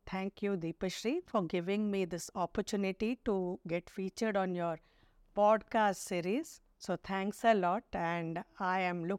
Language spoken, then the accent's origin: English; Suratkal, Karnataka, India; I was, you know, born and brought up in Suratkal, which is 18 kilometers away from Mangalore